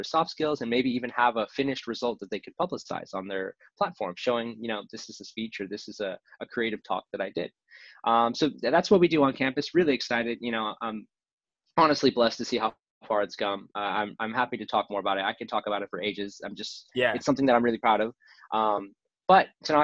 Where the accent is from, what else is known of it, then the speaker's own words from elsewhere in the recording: Southern California, United States; I am from Southern California, born and raised